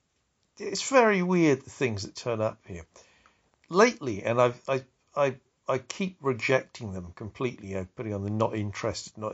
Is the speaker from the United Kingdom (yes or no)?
yes; Wiltshire, South West England, United Kingdom; I come from Wiltshire.